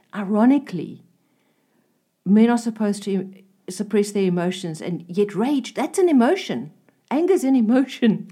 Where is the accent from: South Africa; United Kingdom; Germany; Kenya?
South Africa; I'm a South African.